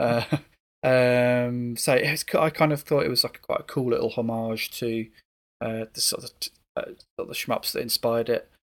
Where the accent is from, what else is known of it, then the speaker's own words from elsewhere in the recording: United Kingdom; being a Brit